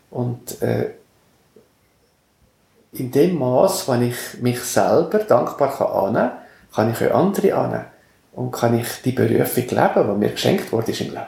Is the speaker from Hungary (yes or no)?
no; Valais, Switzerland; Und ich bin ein Gommer, also im Gommers aufgewachsen, und wir sind ein Langlaufparadies.